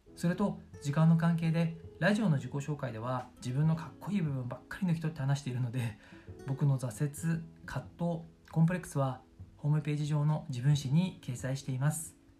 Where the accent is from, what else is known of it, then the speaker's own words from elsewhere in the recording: Tokyo, Japan; moved away as an adult; also born or lived in Sendai, Miyagi / Yamagata / Shanghai, China / United Kingdom; 地元は東京にある古着のメッカ下北沢です